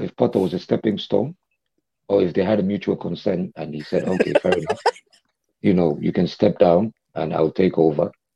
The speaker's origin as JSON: {"language": "English", "region": "Dubai", "country": "United Arab Emirates", "tie": "born or raised there", "said": "I was born in Dubai"}